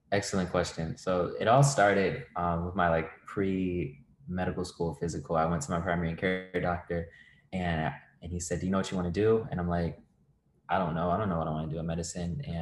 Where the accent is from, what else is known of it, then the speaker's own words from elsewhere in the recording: Virginia, United States; moved away as an adult; also born or lived in Ithaca, New York; now in Nashville, United States; like uh, I was introduced, and um, I'm from Virginia.